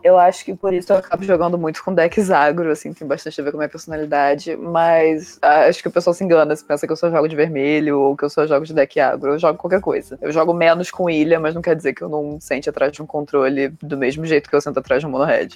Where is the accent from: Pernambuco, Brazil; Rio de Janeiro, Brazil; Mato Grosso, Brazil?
Rio de Janeiro, Brazil; onde que eu me criei? Rio de Janeiro